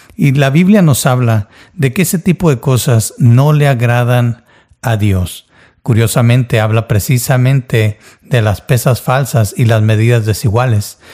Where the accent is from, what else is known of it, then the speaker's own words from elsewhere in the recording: Mexico; Yo nací y crecí en México